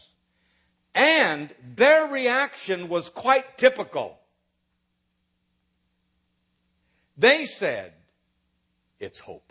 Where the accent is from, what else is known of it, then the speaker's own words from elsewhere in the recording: Nebraska, United States; moved away as an adult; also born or lived in South Bend, Indiana; now in Dallas, United States; I was raised in Nebraska